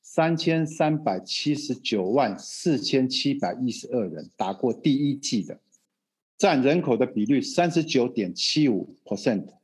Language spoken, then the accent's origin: Chinese; Taiwan; now in Brazil; 我们台湾话就有百，有拍，有保庇啦